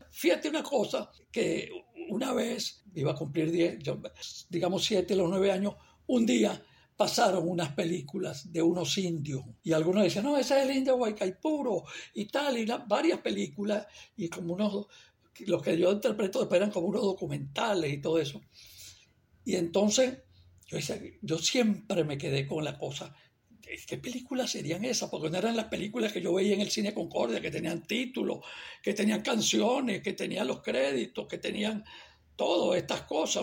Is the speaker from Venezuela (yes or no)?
yes; Barquisimeto, Lara, Venezuela; moved away; yo nací en Barquisimeto